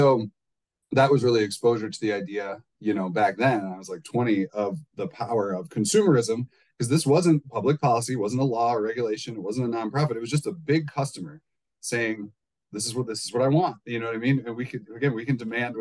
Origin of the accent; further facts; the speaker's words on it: Midwest, United States; I'm from the Midwest.